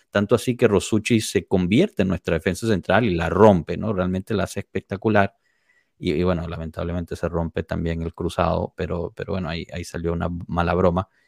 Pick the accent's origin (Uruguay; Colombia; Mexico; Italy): Italy; Spanish is a second language; si yo voy al extranjero, obviamente no voy a empezar a jugar simplemente porque soy italiana.